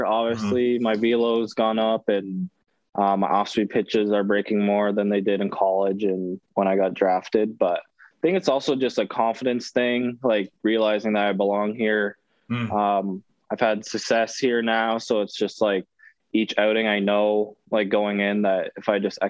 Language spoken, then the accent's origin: English; Ontario, Canada; So I ended up going to this, like a showcase event in Toronto, which is a couple hours from my hometown.